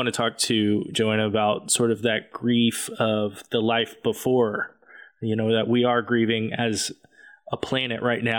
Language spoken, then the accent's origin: English; Amarillo, Texas, United States; now in Tulsa, United States; I grew up in Amarillo, Texas